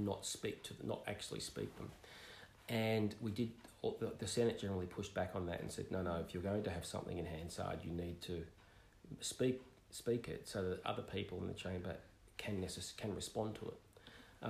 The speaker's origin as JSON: {"language": "English", "town": "Melbourne", "region": "Victoria", "country": "Australia", "tie": "born or raised there", "said": "my hometown of Melbourne"}